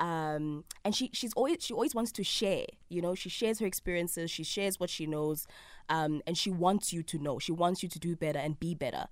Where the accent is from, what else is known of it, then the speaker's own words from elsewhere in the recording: Soweto, Gauteng, South Africa; I grew up in Soweto, in Mfulo.